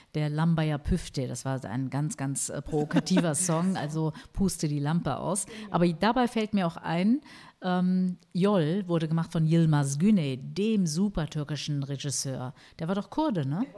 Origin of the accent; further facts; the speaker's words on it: Germany; bei uns in Deutschland